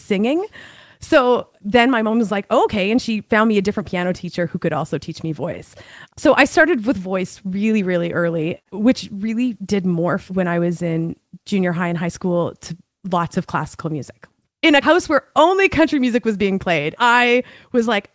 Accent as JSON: {"language": "English", "region": "Alberta", "country": "Canada", "tie": "born or raised there", "also_born_or_lived": "Lloydminster, Saskatchewan / Vancouver / Australia", "lives_now": "Calgary, Canada", "said": "I'm originally from the province of Saskatchewan in Canada. Lloydminster is the name of my city, but I moved to Alberta when I was 11. So I've spent most of my life in Alberta."}